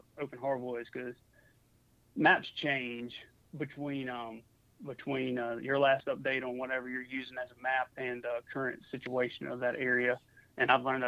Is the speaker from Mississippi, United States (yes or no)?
yes; Mississippi, United States; also born or lived in New Orleans; now in Georgia, United States; I was in Mississippi a couple years ago. And I wasn't around my hometown